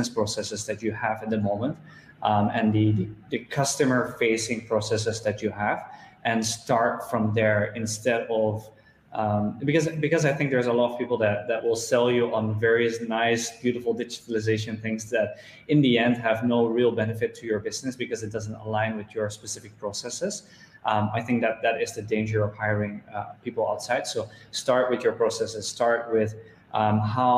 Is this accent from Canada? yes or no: no; Netherlands; moved away as an adult; now in Malaysia; Starting at the age of 15, I was building websites for local retail shops in my hometown back in the Netherlands